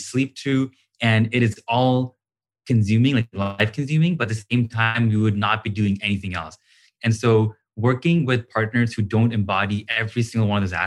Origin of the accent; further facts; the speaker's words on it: India; I'm from India